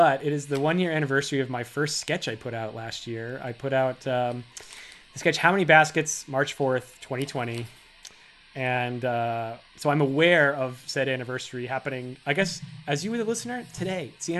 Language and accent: English; Massachusetts, United States; I'm from Massachusetts.